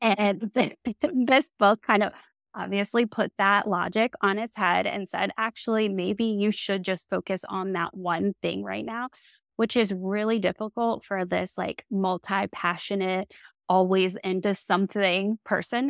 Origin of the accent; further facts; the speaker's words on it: Maryland, United States; I'm from Maryland